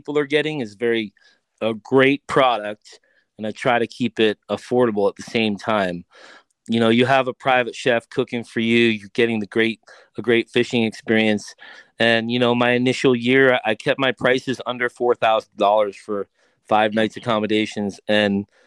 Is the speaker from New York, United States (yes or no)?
yes; Long Island, New York, United States; moved away; also born or lived in Colorado; I grew up on Long Island